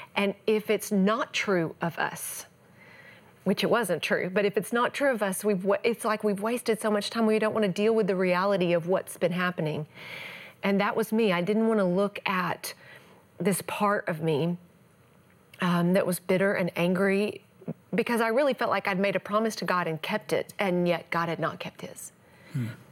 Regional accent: East Texas, United States; born or raised there

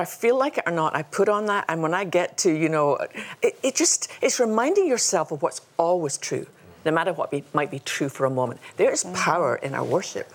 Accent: Scotland, United Kingdom; we both had funny accents. You know, she's Australian and I'm Scottish.

